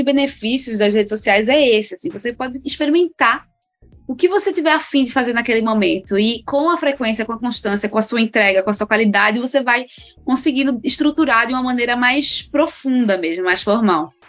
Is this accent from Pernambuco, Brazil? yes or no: yes; Recife, Pernambuco, Brazil; now in São Paulo, Brazil; sou de Pernambuco, é, de Recife.